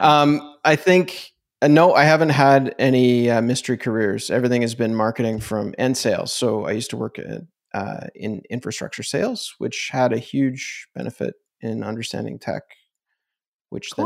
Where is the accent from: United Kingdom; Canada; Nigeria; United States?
Canada; I'm Canadian